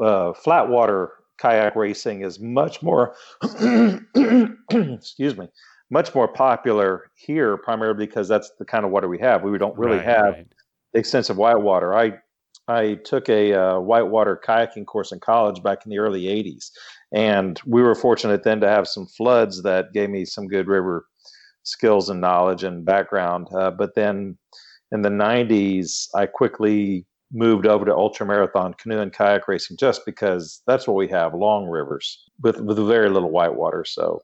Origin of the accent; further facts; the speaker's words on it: League City, Texas, United States; now in Austin, United States; From League City, Texas, which is in between Houston and Galveston. But I went to college up here in the Hill Country at Southwest Texas State University.